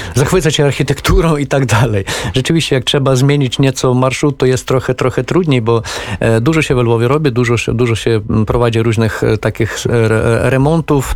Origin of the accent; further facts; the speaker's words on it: Ukraine; jako Ukrainiec